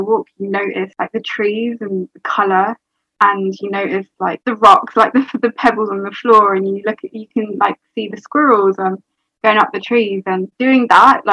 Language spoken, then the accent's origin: English; London, United Kingdom; I'm 23 and I'm from London